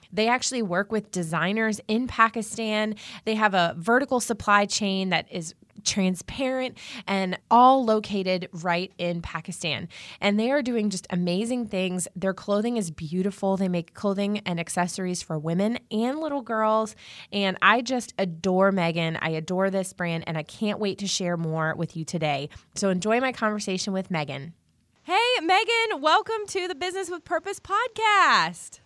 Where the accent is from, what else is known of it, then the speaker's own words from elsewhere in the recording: Virginia, United States; I'm from Virginia